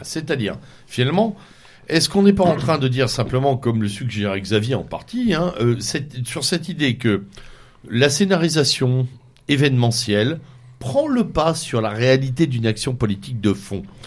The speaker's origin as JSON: {"language": "French", "region": "Normandy", "country": "France", "said": "chez moi en Normandie"}